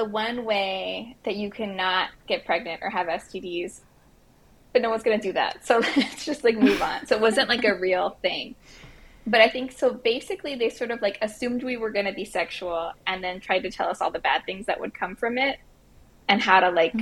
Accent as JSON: {"language": "English", "town": "Miami", "region": "Florida", "country": "United States", "tie": "born or raised there", "moved": "yes", "lives_now": "South Texas, United States", "said": "I grew up in Miami"}